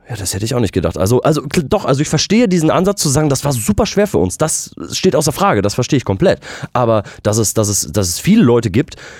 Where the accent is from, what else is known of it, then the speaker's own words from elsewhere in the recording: West Germany, Germany; hier im Westen, wo wir dann auch groß